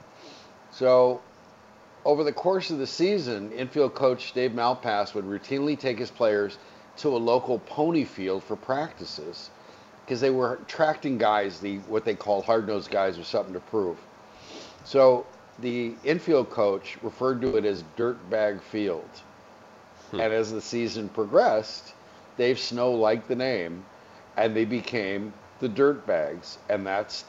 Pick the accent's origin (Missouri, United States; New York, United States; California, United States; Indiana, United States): California, United States; Southern; I'm from Southern California